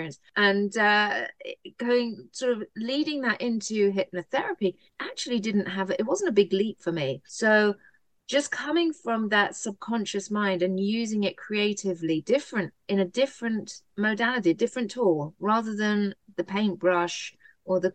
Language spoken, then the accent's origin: English; United Kingdom; now in United States; I am a Brit.